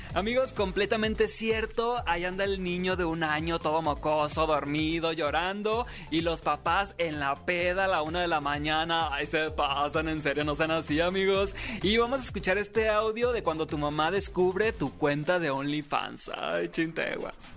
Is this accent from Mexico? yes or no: yes; Sinaloa, Mexico; soy TikToker sinaloense